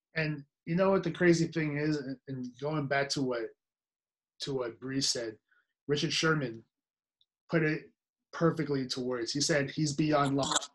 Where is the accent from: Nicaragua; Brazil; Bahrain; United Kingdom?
Nicaragua; moved away; also born or lived in San Francisco Bay Area; I'm not Mexican, I'm Nicaraguan. I'm from Nicaragua